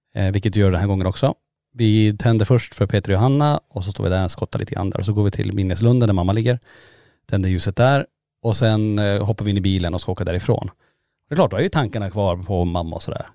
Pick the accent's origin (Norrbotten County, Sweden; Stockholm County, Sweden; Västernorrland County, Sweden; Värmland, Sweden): Norrbotten County, Sweden; Kiruna; moved away; Lombola där vi, där vi är uppvuxna